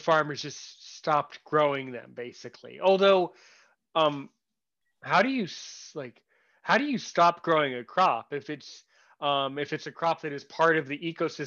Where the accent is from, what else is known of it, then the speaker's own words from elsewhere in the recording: United States; I'm American